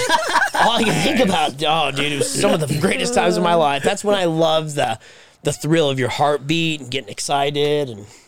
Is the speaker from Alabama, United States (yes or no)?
no; Syracuse, New York, United States; Growing up in Syracuse.